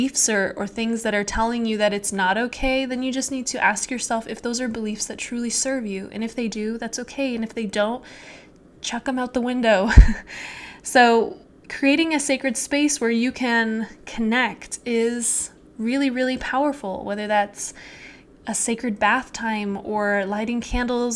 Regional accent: Utah, United States; I grew up in Utah

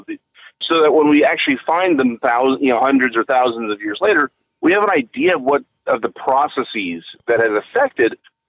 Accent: DeSoto, Texas, United States; also born or lived in Nacogdoches, Texas; now in Waxahachie, United States; I am out of Waxahachie now, but I grew up in DeSoto

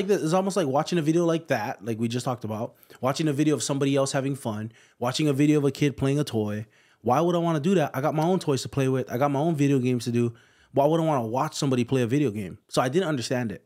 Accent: Hawaii, United States; moved away as an adult; also born or lived in Indiana; I'm from Hawaii.

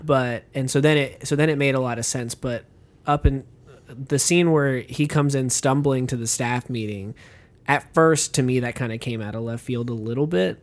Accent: United States; an American moviegoer

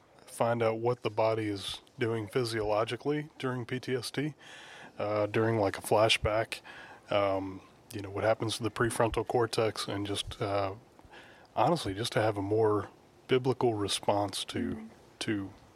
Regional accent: Midland, Texas, United States; Midland, Texas.

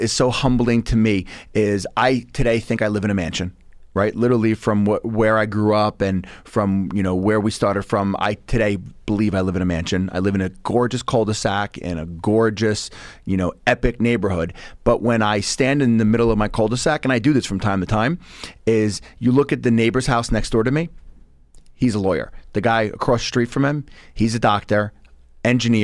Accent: Bellmore, New York, United States; So I grew up in Belmore. Grew up in Nassau County.

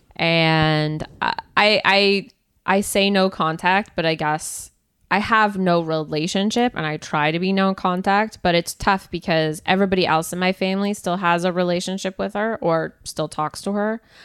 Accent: Canada; I'm from Canada

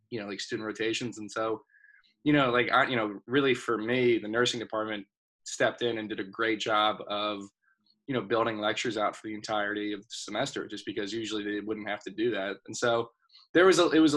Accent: Pennsylvania, United States; I'm um, from downtown PA.

